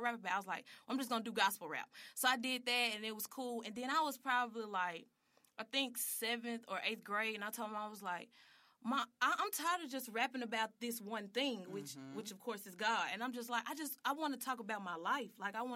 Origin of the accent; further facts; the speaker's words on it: Memphis, Tennessee, United States; also born or lived in Dallas, Texas; I was born in Dallas, Texas, but I moved to Memphis probably when I was like 3 or 4